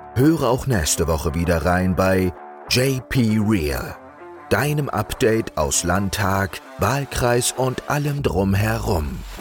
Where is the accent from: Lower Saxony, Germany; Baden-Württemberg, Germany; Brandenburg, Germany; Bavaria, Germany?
Baden-Württemberg, Germany; Eberbach; meine Heimatregion hier im Rhein-Neckar-Kreis, Eberbach-Neckar